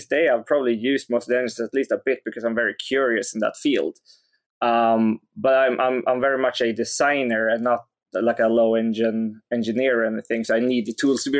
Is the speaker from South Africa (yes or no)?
no; Skövde, Västra Götaland, Sweden; English is a second language; it was in this huge city, which was more than 10 times bigger than my hometown, called Skövde.